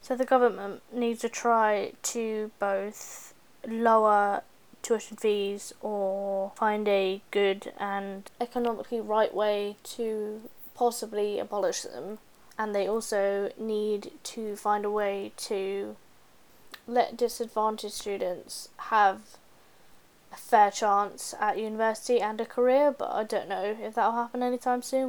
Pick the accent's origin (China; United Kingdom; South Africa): United Kingdom; we as British people